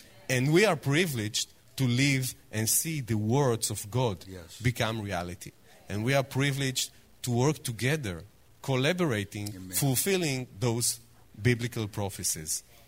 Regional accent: Jerusalem, Jerusalem District, Israel; Shalom. I came all the way from Israel, from Jerusalem, to say to you two words in Hebrew.

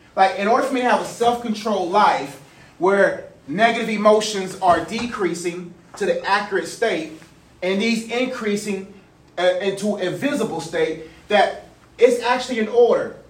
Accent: Nigeria; I'm proud that I'm Nigerian

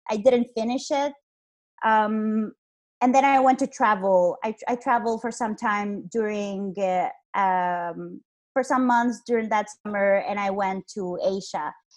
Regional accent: Honduras; moved away as an adult; also born or lived in Iceland; I am from Honduras. Uh, I was born here. I'm actually here right now, and I lived here for 23 years of my life.

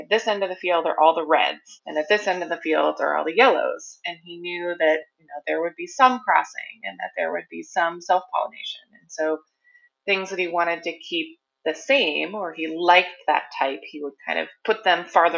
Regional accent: Oregon, United States; So I am a Pacific Northwest native girl. I was born and raised in Oregon

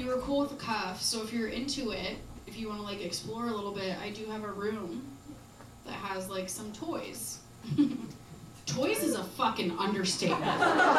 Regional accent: Midwest, United States; And I'm from the Midwest, so I was like, I gotta make him a pie.

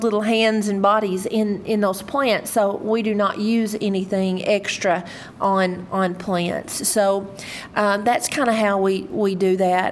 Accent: Leachville, Arkansas, United States; I'm originally from Leechville, Arkansas. So I was raised in a rural area

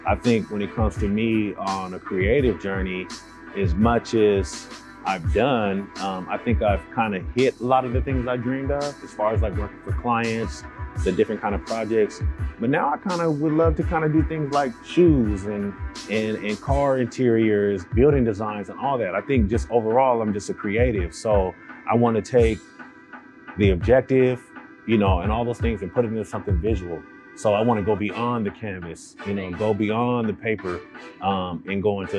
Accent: Seattle, Washington, United States; I'm from Seattle, Washington, born and raised in the Central District.

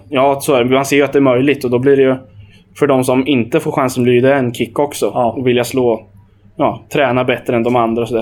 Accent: Hallsberg, Örebro County, Sweden; jag är från Hallsberg

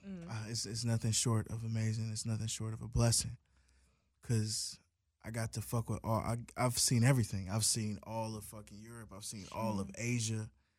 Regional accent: Long Beach, California, United States; also born or lived in Compton, California; I was born in Compton. You're born in Compton. Then I moved to Long Beach.

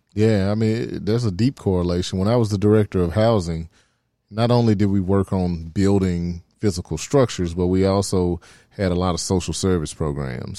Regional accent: Memphis, Tennessee, United States; I'm from Oak Haven. Uh, it's over near Winchester, Tullahoma area

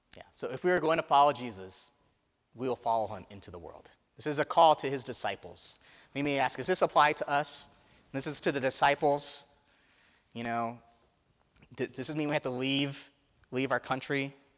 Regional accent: Indiana, United States; I grew up in Indiana

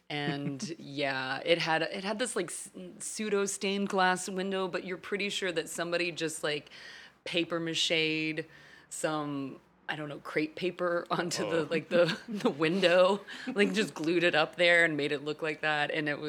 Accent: Fort Worth, Texas, United States; moved away as an adult; I grew up in Fort Worth, Texas.

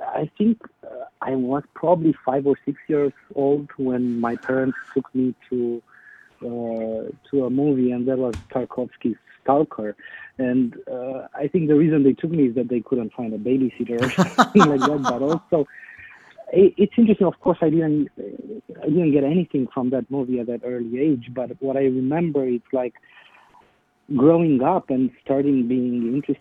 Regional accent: Bucharest, Romania; moved away; growing up in the Romanian National Theater in Bucharest

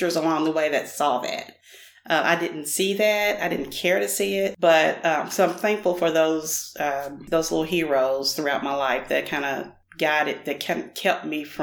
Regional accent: Nashville, Tennessee, United States; also born or lived in Hermitage, Tennessee; I grew up in what is considered Northeast Nashville around the Trinity Lane, Weiss Creek Pike area, and I now live in Hermitage, Tennessee

